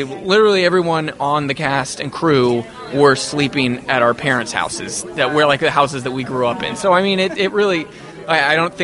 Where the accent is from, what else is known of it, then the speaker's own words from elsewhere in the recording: Evansville, Indiana, United States; we're from Evansville